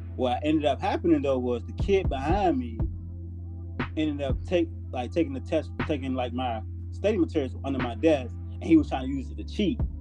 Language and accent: English; Portsmouth, Virginia, United States; moved away as an adult; I'm from Portsmouth, Virginia